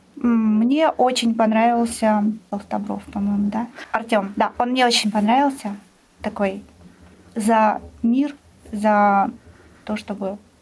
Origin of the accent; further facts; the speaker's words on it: Saint Petersburg, Russia; у нас в родном городе